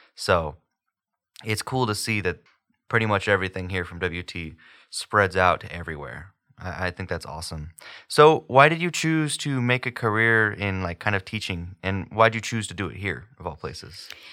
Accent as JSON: {"language": "English", "town": "Houston", "region": "Texas", "country": "United States", "moved": "yes", "said": "I'm from Houston, so it's like this massive city"}